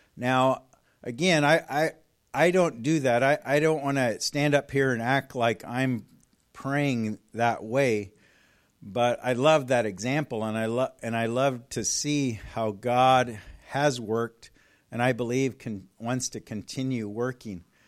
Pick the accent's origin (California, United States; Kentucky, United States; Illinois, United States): California, United States; moved away as an adult; also born or lived in Colorado Springs; I'm from California